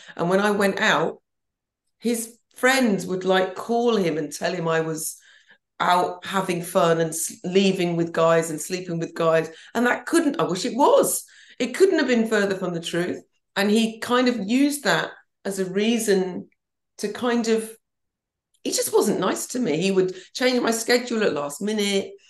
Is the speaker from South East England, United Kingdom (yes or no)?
yes; Banbury, South East England, United Kingdom; moved away as an adult; also born or lived in London / Helsinki; now in St Leonards-on-Sea, United Kingdom; I was brought up in Banbury and it's lovely.